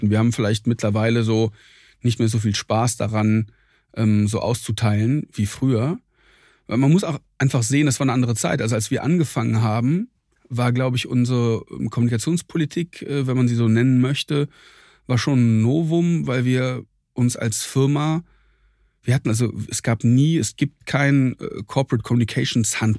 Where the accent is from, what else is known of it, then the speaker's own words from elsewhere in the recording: Troisdorf, North Rhine-Westphalia, Germany; eine kleine hessische Stadt äh, neben Siegburg und Köln.